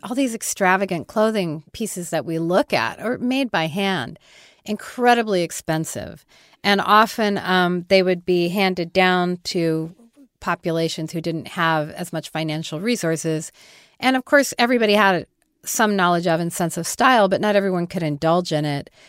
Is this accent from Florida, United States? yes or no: no; Denver, Colorado, United States; also born or lived in Kansas; I was born in Denver